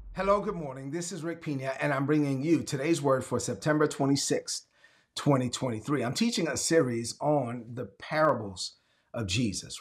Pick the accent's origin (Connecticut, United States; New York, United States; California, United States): New York, United States; New York City; growing up in Brooklyn when I was a teenager in East New York, Brooklyn